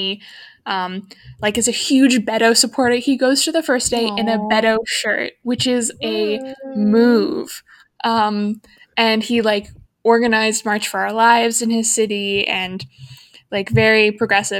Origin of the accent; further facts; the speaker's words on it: Canada; as a Canadian